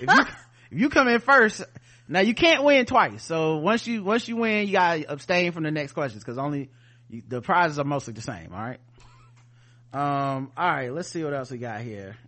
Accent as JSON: {"language": "English", "region": "the South", "country": "United States", "said": "We're from the South"}